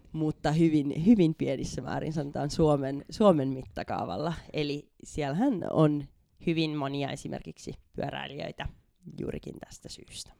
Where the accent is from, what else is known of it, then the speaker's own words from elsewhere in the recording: Hanko, Uusimaa, Finland; moved away as an adult; also born or lived in Budapest, Hungary / Copenhagen, Denmark / Germany / Sweden; now in Spain; alkuperäisesti ihan Hangosta, sieltä merenrannalta lähdin tuossa muutama vuosi sitten